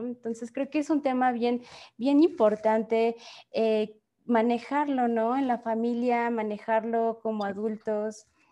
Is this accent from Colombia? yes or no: no; Mexico; como país y como sociedad mexicana